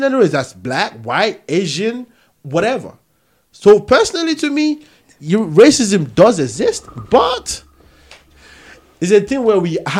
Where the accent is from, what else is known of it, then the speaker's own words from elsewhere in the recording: Nigeria; also born or lived in Peckham, London; now in London, United Kingdom; I'm from Nigeria.